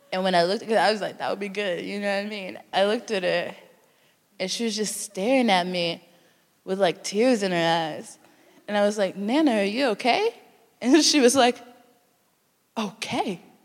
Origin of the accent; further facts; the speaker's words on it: Texas, United States; now in United Kingdom; I'm from Texas